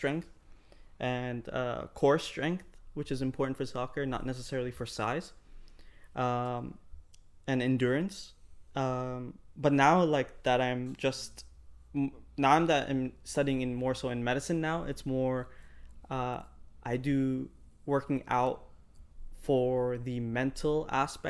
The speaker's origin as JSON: {"language": "English", "country": "Ireland", "tie": "born or raised there", "moved": "yes", "lives_now": "Canada", "said": "I grew up in Ireland"}